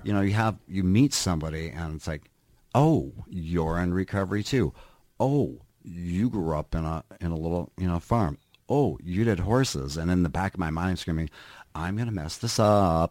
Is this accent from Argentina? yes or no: no; Minnesota, United States; moved away as an adult; also born or lived in California; now in Northfield, United States; I grew up in Minnesota